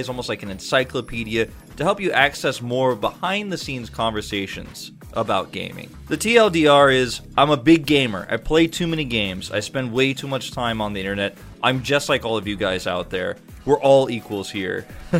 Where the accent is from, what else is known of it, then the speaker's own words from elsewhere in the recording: Atlanta, Georgia, United States; moved away as an adult; now in South Korea; I've been in Korea commentating games since 2011, but I'm actually from Atlanta, Georgia, from the US.